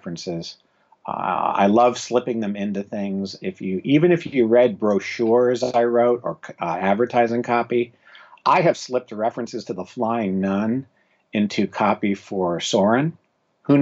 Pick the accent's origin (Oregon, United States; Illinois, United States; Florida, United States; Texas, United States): Florida, United States; South; I grew up in South Florida